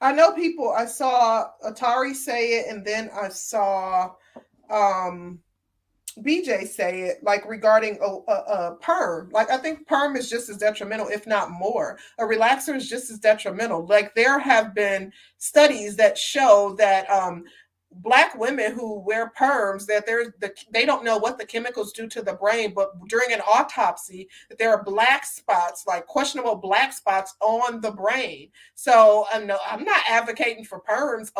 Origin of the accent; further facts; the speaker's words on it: Midwest, United States; I grew up in the Midwest, like literally an hour outside of Chicago